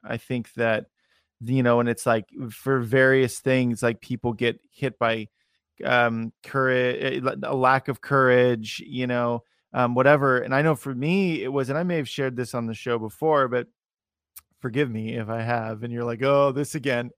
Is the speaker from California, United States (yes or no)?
no; Salem, Oregon, United States; I'm from Salem, Oregon